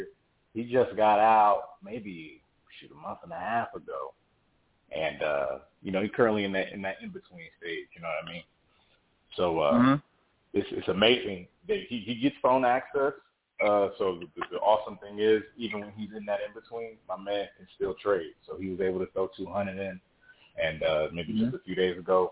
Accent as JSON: {"language": "English", "region": "North New Jersey", "country": "United States", "moved": "yes", "said": "I'm originally from North New Jersey"}